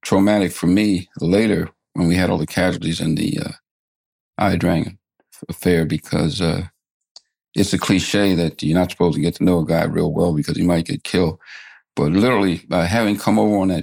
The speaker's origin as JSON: {"language": "English", "town": "Atlantic City", "region": "New Jersey", "country": "United States", "said": "I'm from Atlantic City, New Jersey"}